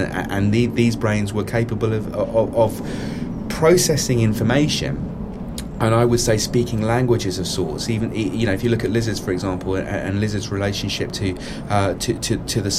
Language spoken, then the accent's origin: English; England, United Kingdom; here we are in England, speaking English. Having grown up within the English schooling system